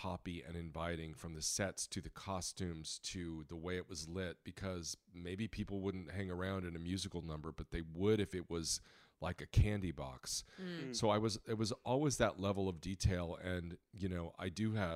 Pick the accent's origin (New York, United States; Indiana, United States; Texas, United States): Indiana, United States; I grew up in Indiana